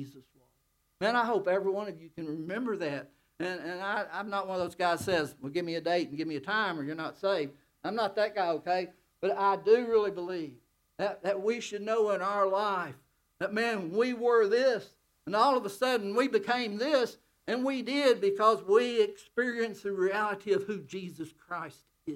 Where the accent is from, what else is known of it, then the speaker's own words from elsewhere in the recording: United States; I'm American